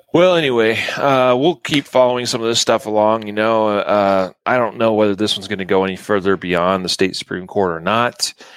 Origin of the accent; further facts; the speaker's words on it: Idaho, United States; now in Colorado, United States; My true home state of Idaho